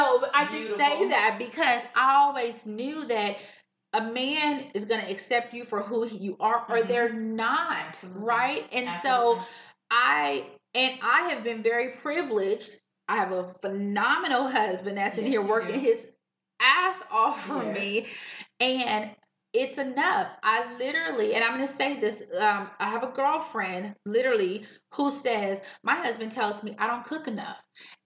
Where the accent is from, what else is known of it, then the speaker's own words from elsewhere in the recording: California, United States; I came from California. I was so small.